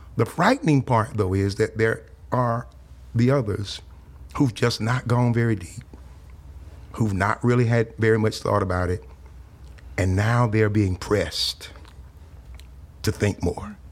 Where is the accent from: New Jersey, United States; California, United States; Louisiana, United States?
Louisiana, United States; South; now in Texas, United States; I grew up in South Louisiana during the late sixties and early seventies.